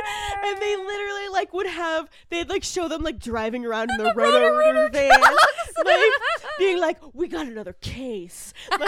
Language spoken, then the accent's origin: English; Franklin, Massachusetts, United States; I grew up in Franklin, Massachusetts.